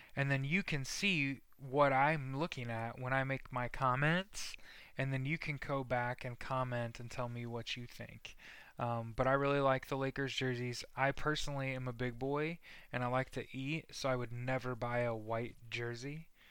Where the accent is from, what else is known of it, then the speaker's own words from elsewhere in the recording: Indiana, United States; also born or lived in outside Chicago, Illinois; moved to Indiana